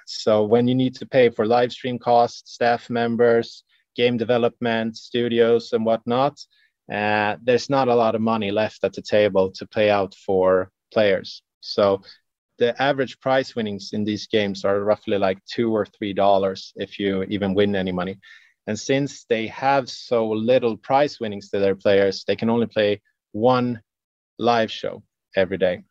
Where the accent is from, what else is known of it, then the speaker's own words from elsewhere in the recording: Sweden; since we're from Sweden, uh, we have our heritage of uh, Old Norse mythology